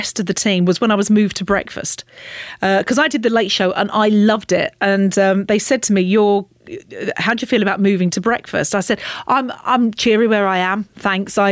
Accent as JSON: {"language": "English", "area": "the Fens", "region": "East of England", "country": "United Kingdom", "accent": "Fen", "said": "I'm from the Fens. You know, we speak as we find there"}